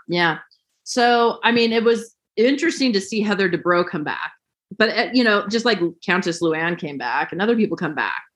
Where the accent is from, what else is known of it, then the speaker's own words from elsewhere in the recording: California, United States; moved away; I'm from California originally